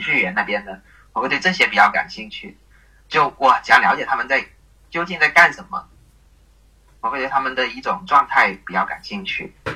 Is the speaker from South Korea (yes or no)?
no; Guangdong, China; 出生在广东这边的地区